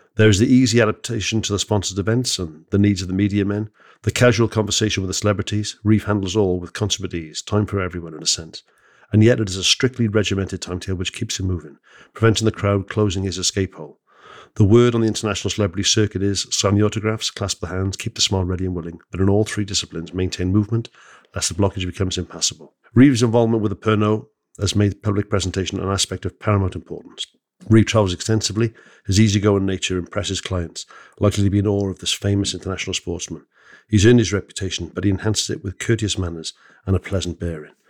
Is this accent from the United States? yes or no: no; Wales, United Kingdom; I'm born in Wales